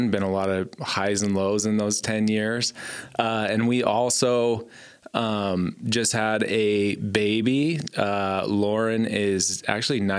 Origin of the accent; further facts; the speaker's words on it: Gillette, Wyoming, United States; I was born and raised in Gillette. Um, my parents, Bart and Kathy, ranch here.